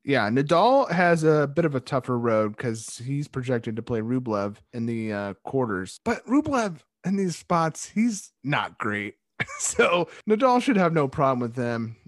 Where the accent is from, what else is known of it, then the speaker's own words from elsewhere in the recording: United States; As an American